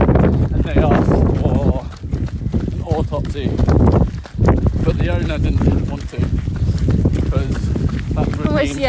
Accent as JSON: {"language": "English", "country": "Australia", "said": "No, I'm Australian."}